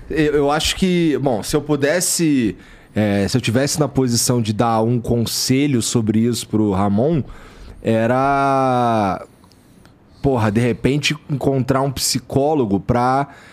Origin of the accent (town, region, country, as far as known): Rio de Janeiro, Brazil; moved away